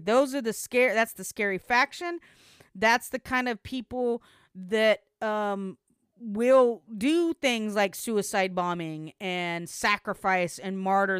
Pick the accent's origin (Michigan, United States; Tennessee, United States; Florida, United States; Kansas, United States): Tennessee, United States; Knoxville, yeah, from Tennessee. I'm from Tennessee.